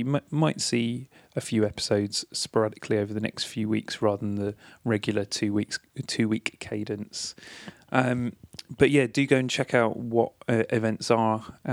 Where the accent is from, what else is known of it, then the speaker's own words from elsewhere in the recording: near Portsmouth, South East England, United Kingdom; a venue that I used to go to a lot near my hometown, the Portsmouth Wedred Rooms